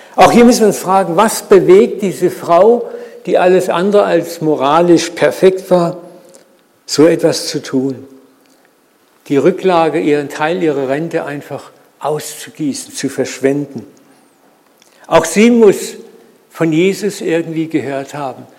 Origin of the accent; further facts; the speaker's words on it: Germany; wir auch als Deutsche sowieso so Macher sind